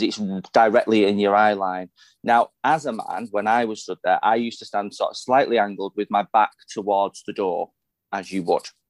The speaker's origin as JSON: {"language": "English", "town": "Salford", "region": "North West England", "country": "United Kingdom", "tie": "born or raised there", "said": "I am a Salfordian. I am from Salford. That is where I grew up. That is where I was born."}